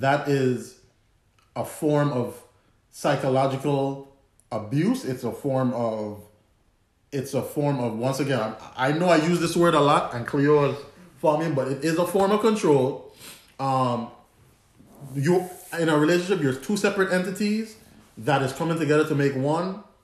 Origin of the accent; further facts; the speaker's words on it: Antigua & Barbuda; accent: Antiguan; my Antiguan accent